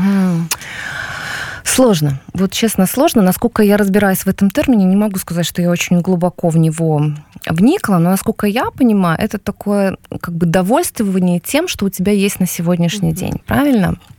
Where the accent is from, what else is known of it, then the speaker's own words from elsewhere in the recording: Belarus; moved away as an adult; now in Warsaw, Poland; мы белорусы сейчас, все-таки мы в очень большой концентрации здесь сейчас